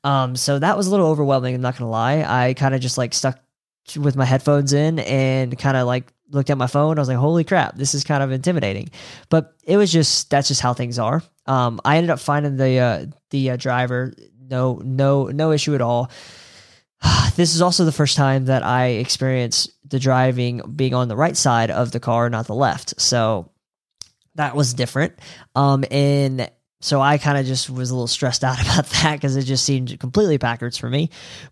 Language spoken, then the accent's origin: English; Eastern US, United States; so I'm from the Eastern time zone in the US, and Bali is 12 hours difference in the future.